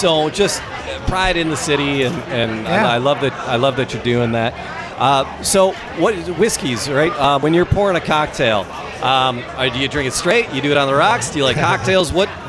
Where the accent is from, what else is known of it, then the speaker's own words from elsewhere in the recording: Detroit, Michigan, United States; Detroit, are you guys from Detroit? And I'm like, yeah.